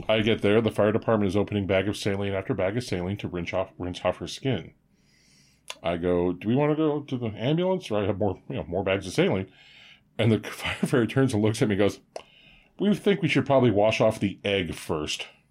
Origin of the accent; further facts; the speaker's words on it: Quebec, Canada; I was born in Quebec